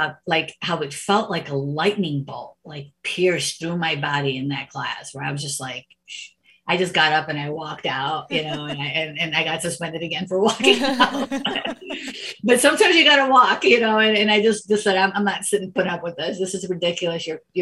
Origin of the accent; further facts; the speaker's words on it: United States; growing up as the only Indian family in an all Italian neighborhood